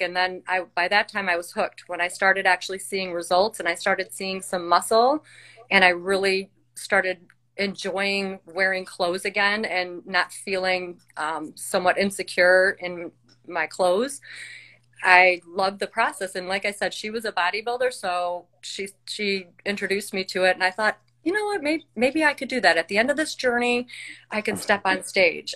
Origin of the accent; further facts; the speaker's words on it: Chicago, Illinois, United States; I am from Chicagoland area.